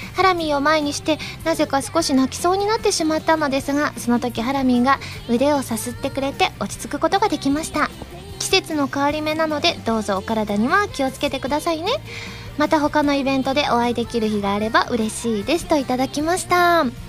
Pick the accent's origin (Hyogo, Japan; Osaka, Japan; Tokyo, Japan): Osaka, Japan